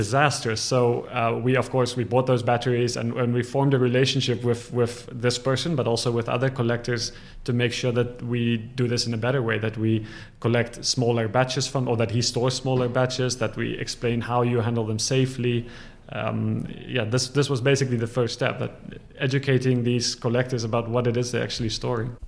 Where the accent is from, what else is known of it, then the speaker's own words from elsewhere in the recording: Ghana; moved away; also born or lived in South Africa; I'm from South Africa. I grew up in Ghana